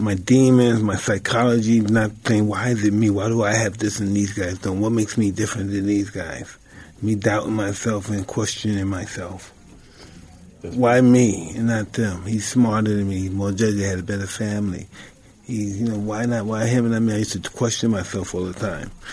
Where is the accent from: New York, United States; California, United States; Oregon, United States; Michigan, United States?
New York, United States; I'm, I'm from New York